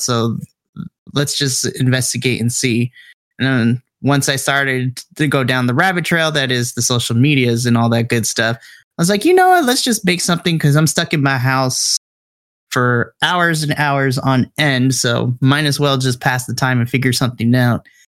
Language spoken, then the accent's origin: English; Southern California, United States; I grew up in Southern California